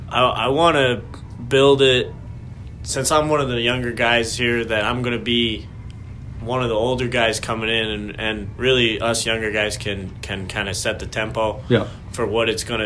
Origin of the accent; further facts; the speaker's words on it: Athens, Ohio, United States; That's pretty close to my hometown.